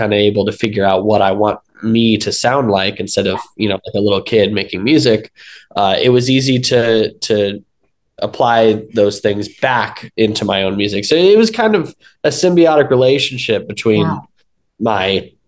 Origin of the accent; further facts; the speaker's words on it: Los Angeles, California, United States; I was born and raised in Los Angeles